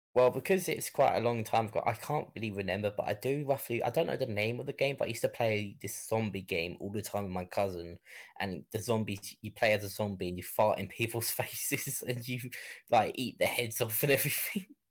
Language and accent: English; Kent, South East England, United Kingdom; I grew up in an area called Kent